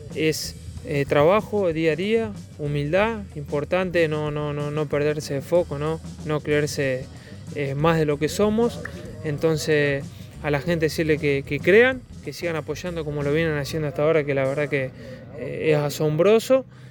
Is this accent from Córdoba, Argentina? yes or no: yes; Córdoba, Argentina; uno como cordobés y como del interior